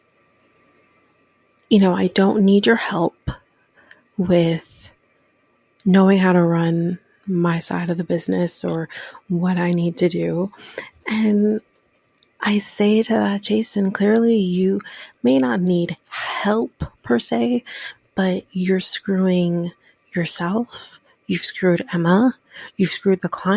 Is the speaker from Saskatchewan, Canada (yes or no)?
no; Ontario, Canada; I am Canadian, born in the same province as Justin Bieber